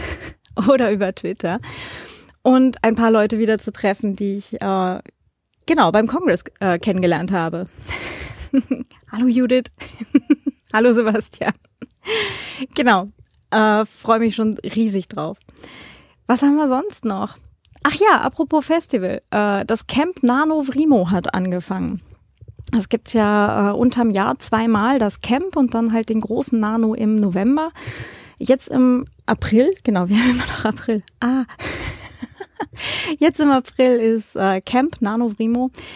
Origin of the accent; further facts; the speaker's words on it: Hildesheim, Lower Saxony, Germany; moved away as an adult; now in Vienna, Austria; ganz nah äh, an meiner alten Heimat dran. Das ist in der Nähe von Hildesheim